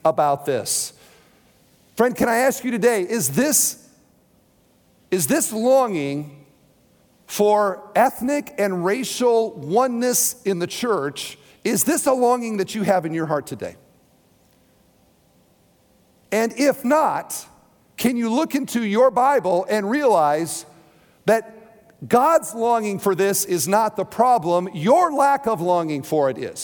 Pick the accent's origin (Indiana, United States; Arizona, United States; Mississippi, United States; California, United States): Indiana, United States; Hoosier; I am a Christian before I'm a Hoosier